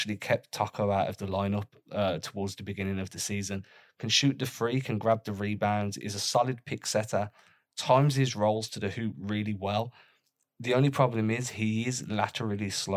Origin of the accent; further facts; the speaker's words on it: England, United Kingdom; as an English guy